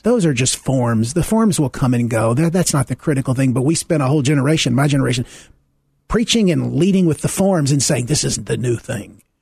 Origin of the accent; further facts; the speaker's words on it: Deep South, United States; I grew up in the Deep South, um, in the pre-Civil Rights era